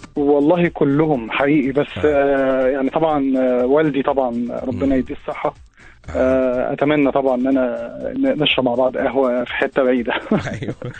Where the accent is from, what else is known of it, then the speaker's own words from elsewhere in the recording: Alexandria, Alexandria Governorate, Egypt; عشت آه. حياه اه اسكندراني وعشت فيها كل احلى ايام حياتي